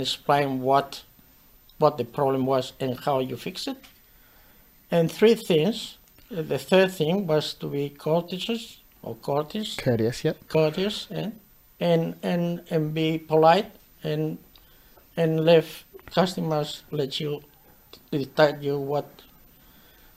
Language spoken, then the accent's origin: English; Torrelavega, Cantabria, Spain; English is a second language; moved away as an adult; now in Australia; I was from Torrelavega